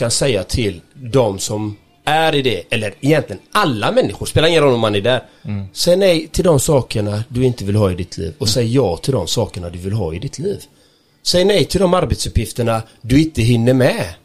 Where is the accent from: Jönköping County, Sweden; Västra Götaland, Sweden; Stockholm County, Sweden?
Västra Götaland, Sweden; Gothenburg; Nej, jag är, jag är ren göteborgare och jag älskar Göteborg kan jag säga.